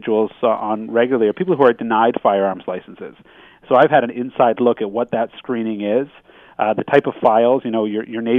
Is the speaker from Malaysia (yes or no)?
no; Canada; as a Canadian criminal lawyer